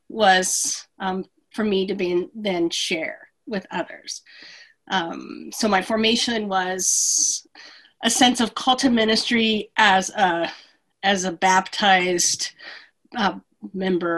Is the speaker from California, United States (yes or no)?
yes; San Bernardino, California, United States; moved away as an adult; also born or lived in Berkeley, California; I was born and raised in San Bernardino, California